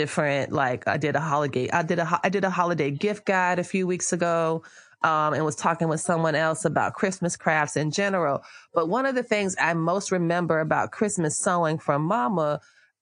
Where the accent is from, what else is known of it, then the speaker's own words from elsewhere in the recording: West Palm Beach, Florida, United States; we grew up in South Florida in West Palm Beach